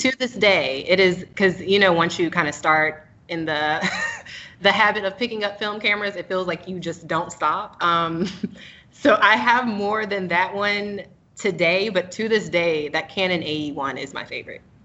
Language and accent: English; Raleigh, North Carolina, United States; now in Charlotte, United States; from um, Raleigh, North Carolina originally, but living in Charlotte, North Carolina currently